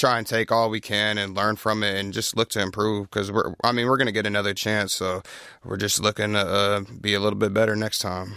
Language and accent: English; Pflugerville, Texas, United States; I grew up in Pflugerville, so just north of here, not too far